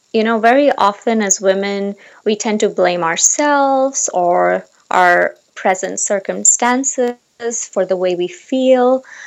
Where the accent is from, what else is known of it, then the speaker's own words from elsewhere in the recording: Seattle, Washington, United States; moved away as an adult; now in Seoul, South Korea; I am temporarily right now located in Seoul, South Korea, um, but I am originally from Seattle